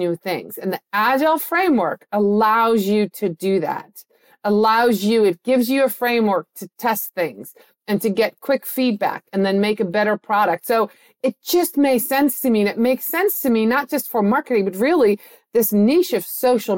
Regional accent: Netherlands; moved away; I was born and raised in the Netherlands

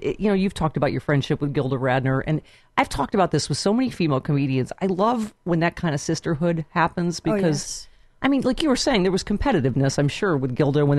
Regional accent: Buffalo, New York, United States; I grew up in Buffalo

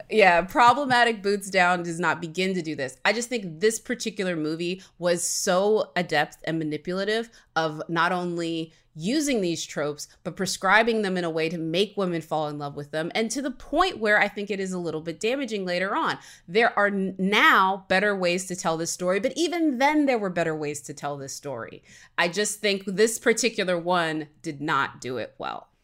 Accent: Alabama, United States; I grew up in Alabama

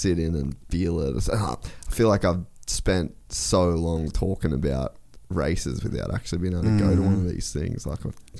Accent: Australia; moved away; I'm Australian.

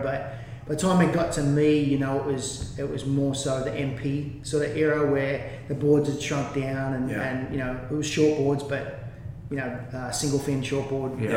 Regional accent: Gerringong, New South Wales, Australia; moved away as an adult; also born or lived in Kiama; it was a great life growing up in Gerringong.

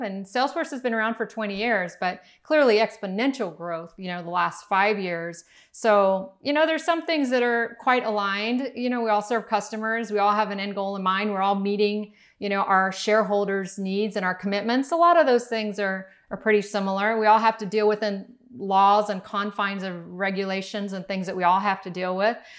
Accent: Miami, Florida, United States; we grew up in Miami

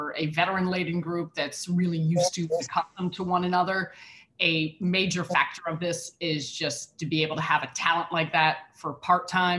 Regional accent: Chicago, Illinois, United States; I born and raised in Chicago

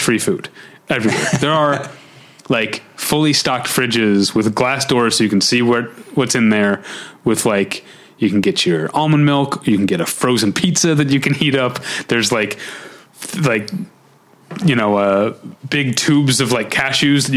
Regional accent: Midwest, United States; moved away as an adult; now in Los Angeles, United States; when I was new from the Midwest and broke.

